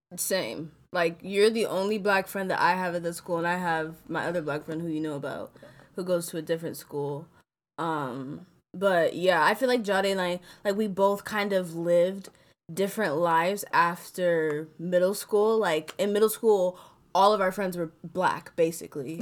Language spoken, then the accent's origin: English; Chicago, Illinois, United States; also born or lived in Florida; Grew up here mainly in, uh, I would say, Chicago and Florida.